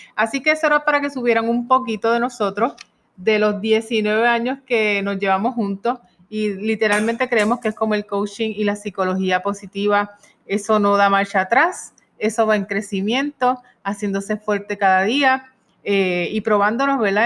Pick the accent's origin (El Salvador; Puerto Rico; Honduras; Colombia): Puerto Rico; also born or lived in Pennsylvania / Spain; en Puerto Rico, que es donde residimos y somos puertorriqueños